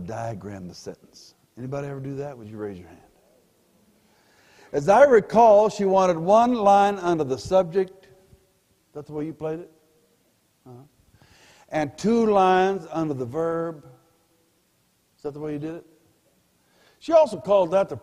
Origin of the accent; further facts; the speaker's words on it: Pueblo, Colorado, United States; also born or lived in Denver, Colorado; I was born in Denver but grew up in Pueblo